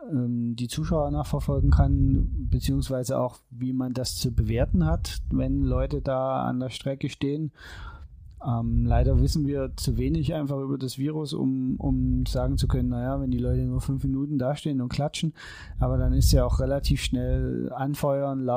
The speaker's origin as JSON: {"language": "German", "region": "Saxony", "country": "Germany", "said": "als halt Sachse."}